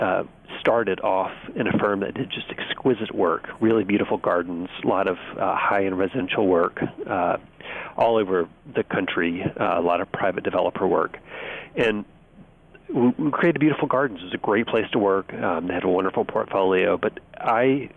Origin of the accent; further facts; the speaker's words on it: Birmingham, Alabama, United States; now in Washington, D.C., United States; I grew up in Birmingham, Alabama